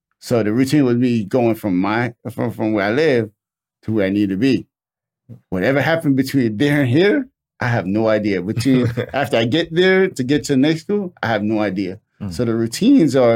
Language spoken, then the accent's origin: English; New York, United States; moved away as an adult; also born or lived in Connecticut / Massachusetts; now in West Coast, United States; I'm from New York